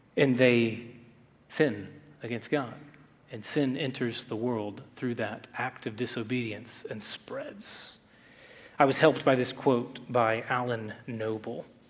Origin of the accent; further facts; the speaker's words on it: Texas, United States; I'm from Texas